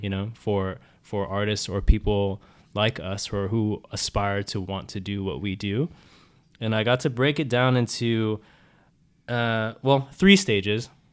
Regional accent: San Diego, California, United States; now in Los Angeles, United States; I'm from San Diego, California

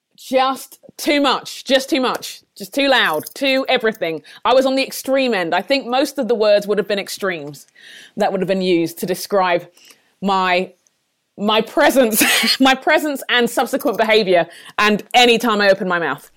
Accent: London, United Kingdom; moved away as an adult; my parents are Nigerian, but I grew up in London, in England. Um, moved here about fourteen years ago

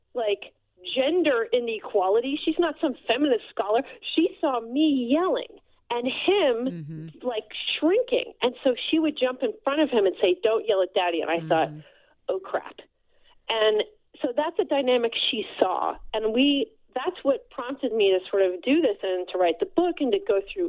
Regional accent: New Jersey, United States; I'm from New Jersey

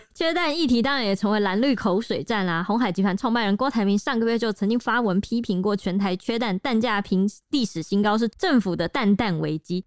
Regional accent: Taiwan; 我们台湾人

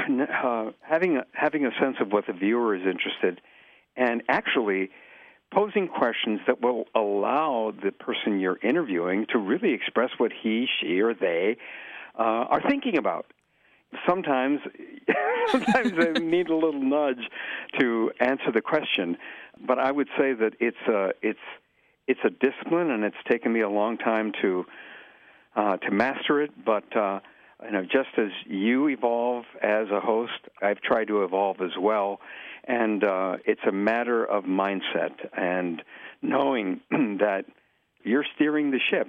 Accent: East Chicago, Indiana, United States; also born or lived in McAllen, Texas; now in Chicago, United States; I was born in McAllen, Texas, and my family, Mexican immigrants, and we moved to East Chicago, Indiana. I lived in the Indiana harbor side of East Chicago

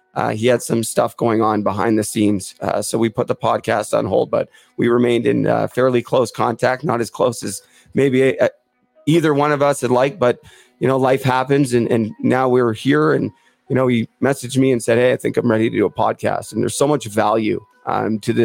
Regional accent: Port Coquitlam, British Columbia, Canada; I'm originally from Port Coquitlam

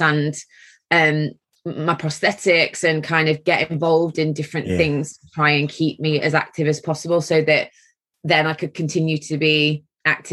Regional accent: Mansfield, East Midlands, United Kingdom; I was born in Mansfield in Nottinghamshire, so a Midlands girl

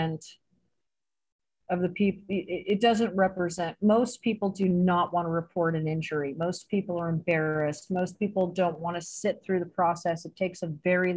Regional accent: San Jose, California, United States; moved away as an adult; also born or lived in India; now in Acapulco, Mexico; I grew up in San Jose, California, around, you know, Mexicans my entire life

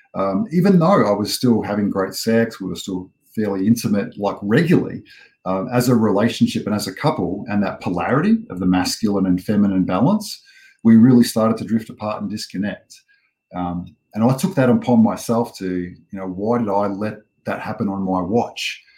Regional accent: Australia; I am an Australian born and bred man

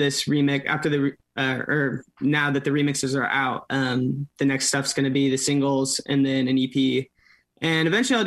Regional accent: Orange County, California, United States; born or raised there

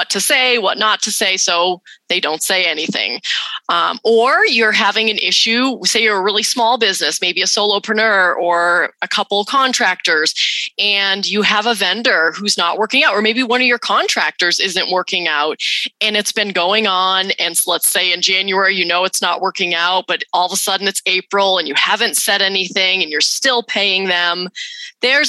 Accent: New England, United States; moved away as an adult; now in Utah, United States; I grew up in New England.

